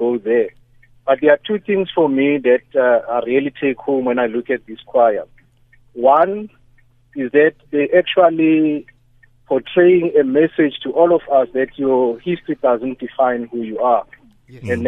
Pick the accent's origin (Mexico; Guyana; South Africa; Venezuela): South Africa; as ordinary South African citizens